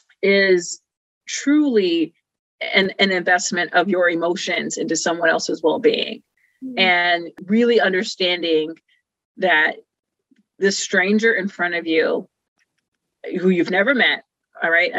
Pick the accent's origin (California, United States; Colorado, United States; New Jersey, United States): California, United States; Rialto; also born or lived in Pomona, California; I came from Rialto, California. Actually, I was born in Pomona, California, but then we moved to Rialto.